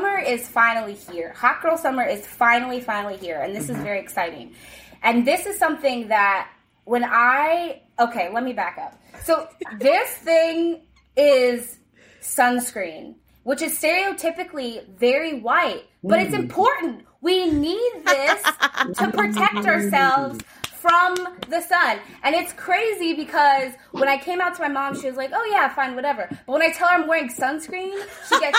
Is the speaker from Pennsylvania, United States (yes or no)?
yes; State College, Pennsylvania, United States; now in Los Angeles, United States; grew up in a very small conservative town in the middle of Pennsylvania.